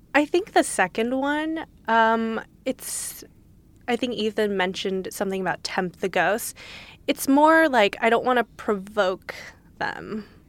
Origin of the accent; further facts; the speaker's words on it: Los Angeles, California, United States; I grew up in L